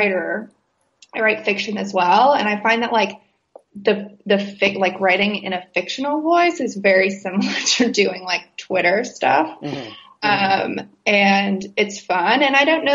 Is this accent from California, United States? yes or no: no; West Virginia, United States; I'm from West Virginia.